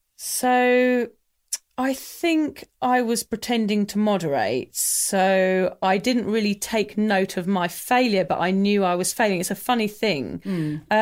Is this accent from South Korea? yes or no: no; England, United Kingdom; I'm English